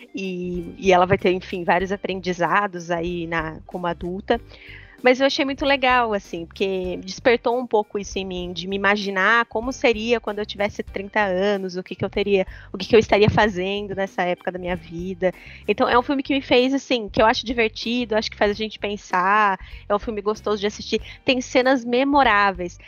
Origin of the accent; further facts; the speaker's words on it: Leme, São Paulo, Brazil; moved away; eu morava em Leme, que é minha cidade natal, morava com os meus pais na época